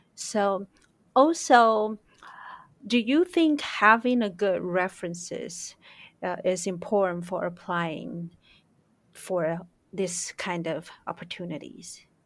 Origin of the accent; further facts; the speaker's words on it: Taiwan; growing up in Taiwan